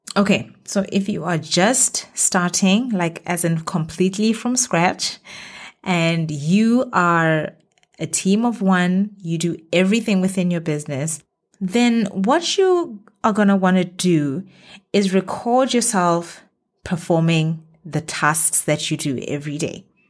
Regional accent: Botswana; moved away as an adult; now in Middle East; my home country, Botswana

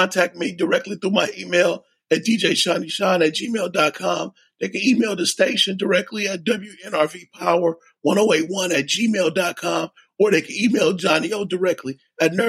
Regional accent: Cleveland, Ohio, United States; I'm from Cleveland.

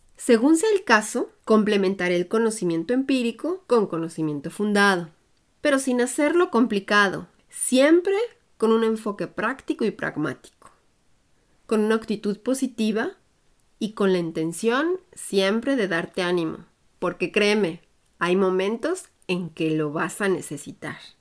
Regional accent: Puebla, Mexico; moved away as an adult; now in Germany; Soy orgullosamente de origen mexicano, hecha en Puebla, y crecí en un ambiente internacional y bilingüe

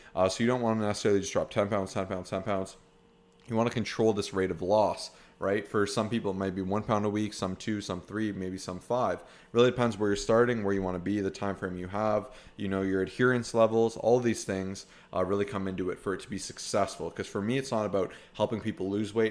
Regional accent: Canada; we're from Canada

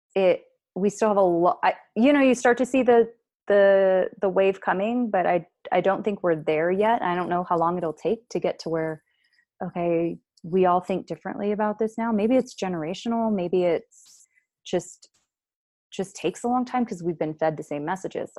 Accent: United States; I'm just an American gr-, woman

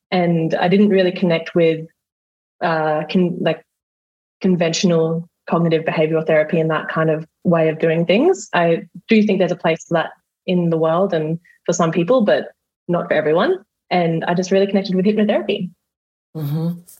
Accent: Australia; accent: Australian; I'm a hypnotherapist and an RTT practitioner. And I'm Australian, as you can tell probably by my accent.

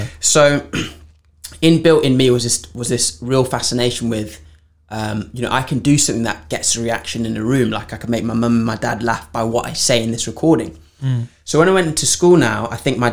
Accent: Zimbabwe; moved away; also born or lived in Framingham Pigot, Norwich, England; I grew up in Zimbabwe

